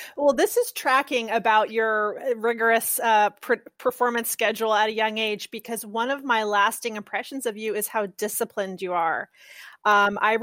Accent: California, United States; I grew up in California public schools

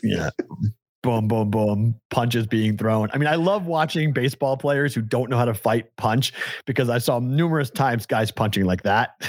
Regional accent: Boston, Massachusetts, United States; now in Las Vegas, United States; I'm a Bostonian

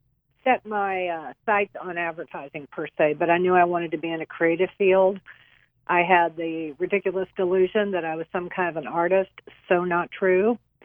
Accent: San Antonio, Texas, United States; now in Houston, United States; I'm a native Texan, born in San Antonio

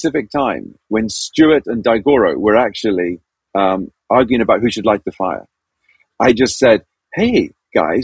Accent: Zambia; I was born and raised in Zambia.

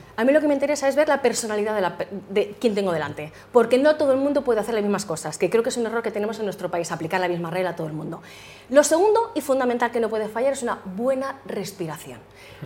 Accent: Madrid, Community of Madrid, Spain; also born or lived in United States; yo nací en Madrid, la verdad que llevo muchos años, me encanta Madrid.

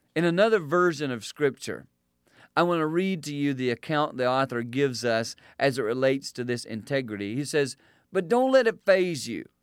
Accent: South Carolina, United States; Growing up in South Carolina, we would go to church every week

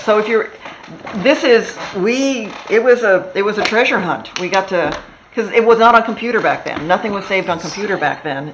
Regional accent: Texas, United States; moved away as an adult; also born or lived in Wisconsin; now in Los Angeles, United States; I was born in Wisconsin, grew up in Texas

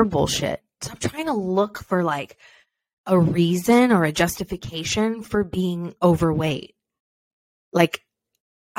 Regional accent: Beloeil, Quebec, Canada; I'm French Canadian for any French Canadians listening out there, born and raised in Belleuil, Quebec, Canada.

